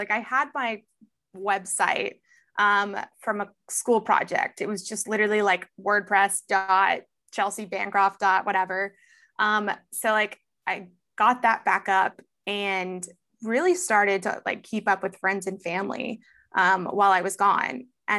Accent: Texas, United States; also born or lived in Houston / San Antonio / Beaumont / Austin; I grew up all over Texas. So Houston, born in Houston, San Antonio, Houston, Beaumont, San Antonio, Austin.

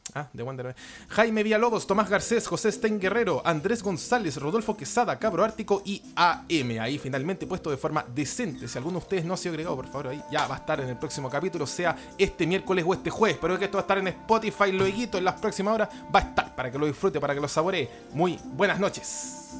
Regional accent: Chile; un hombre occidental chileno

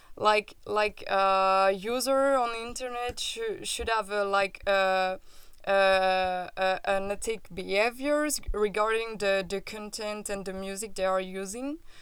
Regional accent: France; accent: French; English is a second language; I'm French and this can explain my accent

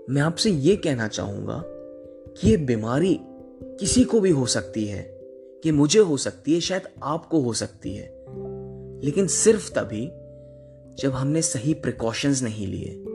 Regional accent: Prayagraj, Uttar Pradesh, India; moved away as an adult; now in Jalandhar, India; इलाहाबाद का रहने वाला हूं माफ करिएगा प्रयागराज का

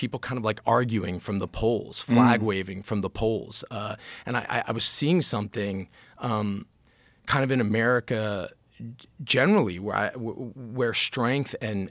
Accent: Washington, District of Columbia, United States; I'm very grateful for kind of how I grew up and where I grew up. I grew up in Washington.

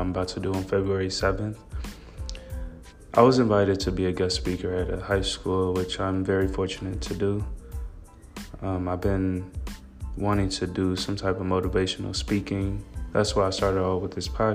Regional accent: Gary, Indiana, United States; I'm from Gary, Indiana, which I'm very proud to be

